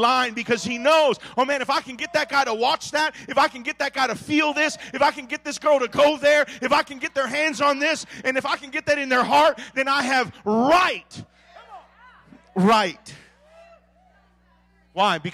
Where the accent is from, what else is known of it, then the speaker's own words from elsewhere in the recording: Maui, Hawaii, United States; I grew up in Maui my whole life